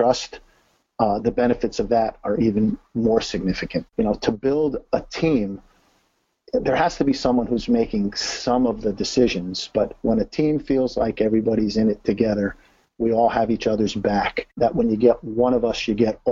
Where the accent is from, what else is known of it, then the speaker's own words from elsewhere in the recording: New Haven, Connecticut, United States; moved away as an adult; now in Florida, United States; We're originally from Connecticut, the New Haven area. Born, raised, grew up there